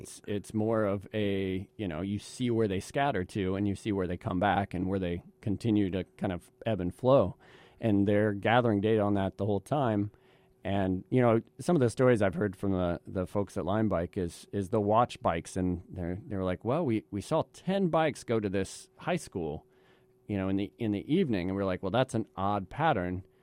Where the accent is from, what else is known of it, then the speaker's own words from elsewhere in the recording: Midwest, United States; also born or lived in the South; now in East Coast, United States; I was born and raised in the Midwest, and I'm a transplant to the East Coast